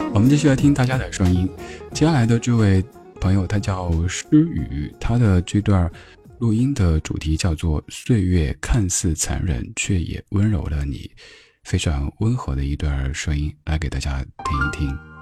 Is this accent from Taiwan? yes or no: no; Sichuan, China; 我们四川人，有些朋友就是前后鼻音不分